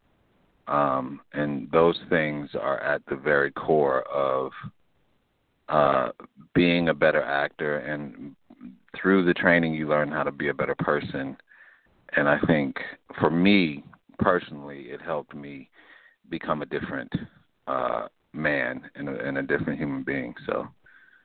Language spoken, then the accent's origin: English; Chicago, Illinois, United States; born or raised there; also born or lived in Los Angeles